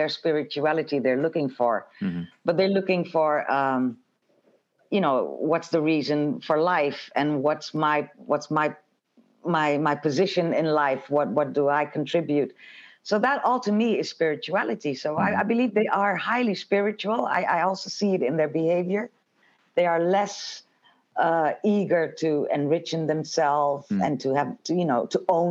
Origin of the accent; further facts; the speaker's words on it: Suriname; also born or lived in Jamaica; I'm from a bicultural background. I come from Suriname, where the Dutch were colonizers